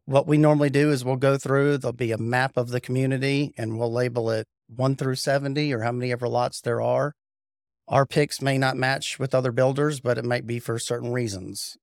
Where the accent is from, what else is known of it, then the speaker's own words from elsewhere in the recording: Raleigh, North Carolina, United States; also born or lived in Cary, North Carolina; I was born and raised in Raleigh, went, lived in Cary my whole life, but went to Apex High School